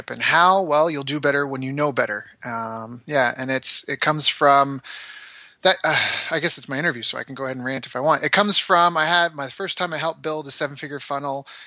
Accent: Canada; I'm a Canadian who's traveled the world, lived all over.

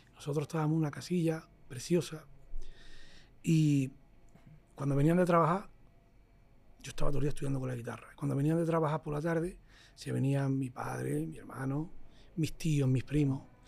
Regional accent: Motril, Andalusia, Spain; also born or lived in Salobreña; now in Madrid, Spain; yo soy de Motril, de un pueblo de, costa, que está pegando al mar

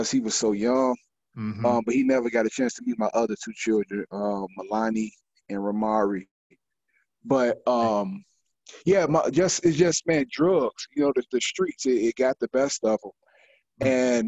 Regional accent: Chicago, Illinois, United States; as a teenage boy, you know, growing up in Chicago

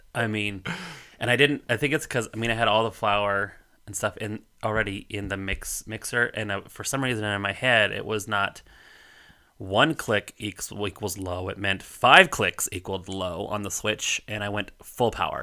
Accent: Colorado, United States; moved away; growing up in Colorado

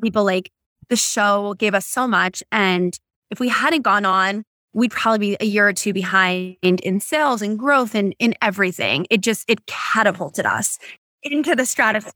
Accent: Boston, Massachusetts, United States; now in California, United States; I grew up in Boston

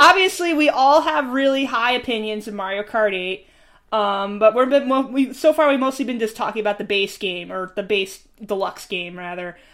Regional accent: New York, United States; I'm from New York

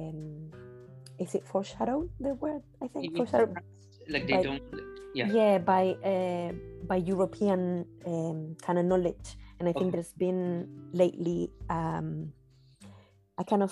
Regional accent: Chile; moved away as an adult; also born or lived in United Kingdom; in my country in Chile

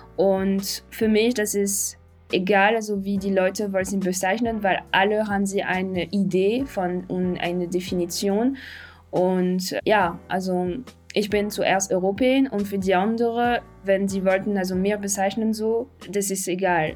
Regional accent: Paris, Île-de-France, France; German is a second language; moved away as an adult; now in Berlin, Germany; ich bin jetzt in, Paris aufgewachsen und auch also vor Ort äh, geboren

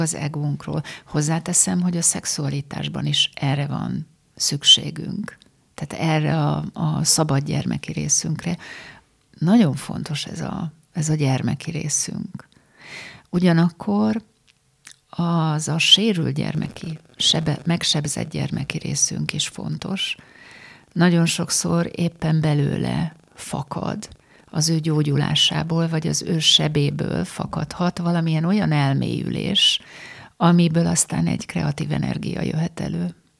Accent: Pécs, Baranya, Hungary; moved away; Én Pécsen születtem, és a mai napig, amikor újra oda megyek, akkor így rám telepednek a, az ott megélt gyermekkori élmények.

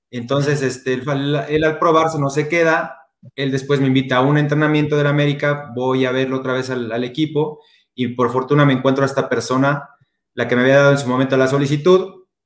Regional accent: Mexico City, Mexico; now in Puebla, Mexico; Yo soy de la Ciudad de México, ahora ya radico acá en Puebla, aquí nos quedamos ya, nos quedamos ya a vivir.

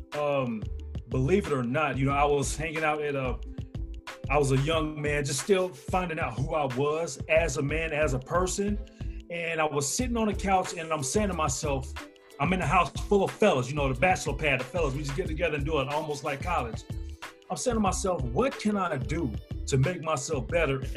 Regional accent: Huntsville, Alabama, United States; now in Greenville, United States; I'm from Huntsville, Alabama

